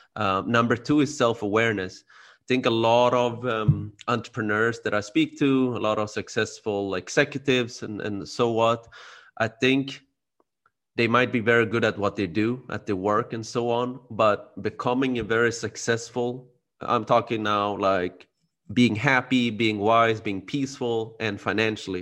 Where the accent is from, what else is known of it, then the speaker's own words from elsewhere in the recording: Sweden; now in Spain; I was born and raised in Sweden, like you said. My parents are from Cambodia.